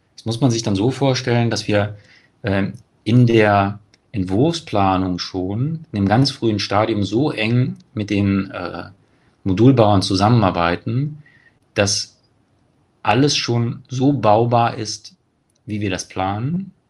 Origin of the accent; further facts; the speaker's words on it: Cologne, North Rhine-Westphalia, Germany; in Köln schaut, ähm, meine Heimatstadt